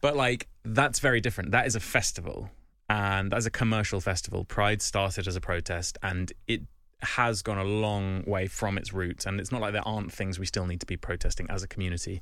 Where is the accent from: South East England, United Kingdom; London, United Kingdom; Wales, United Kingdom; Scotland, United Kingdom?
South East England, United Kingdom; Kent; I'm from Kent